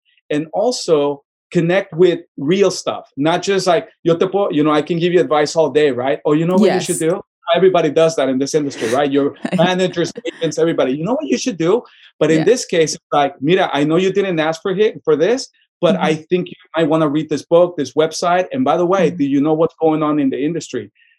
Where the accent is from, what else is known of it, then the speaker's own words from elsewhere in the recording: Tucson, Arizona, United States; Maybe the way that I grew up in Tucson, you kind of feel like beyond giving back, I love when people succeed.